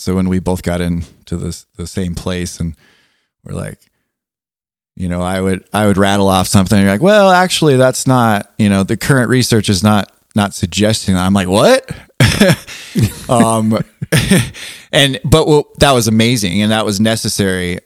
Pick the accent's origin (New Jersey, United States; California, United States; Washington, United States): California, United States; Southern; being from Southern California